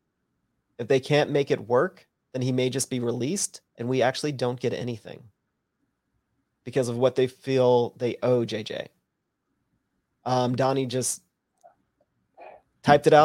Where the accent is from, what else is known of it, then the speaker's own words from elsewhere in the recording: Lufkin, Texas, United States; I'm from Lufkin